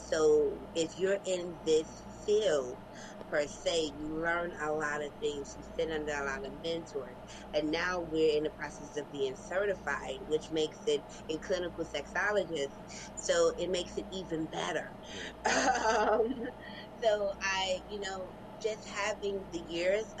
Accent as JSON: {"language": "English", "town": "New York City", "region": "New York", "country": "United States", "said": "We're from Brooklyn, New York"}